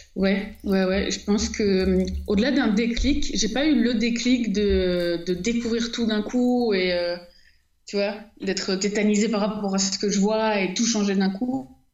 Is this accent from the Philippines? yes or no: no; Marseille, Provence-Alpes-Côte d'Azur, France; je suis née à Marseille